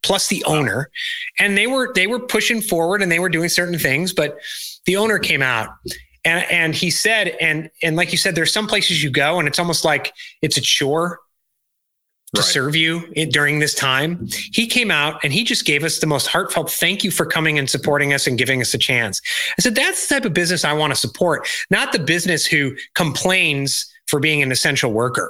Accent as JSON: {"language": "English", "area": "DuPage County", "region": "Illinois", "country": "United States", "tie": "born or raised there", "said": "I growing up in DuPage County, Illinois, I remember another company, Lucent"}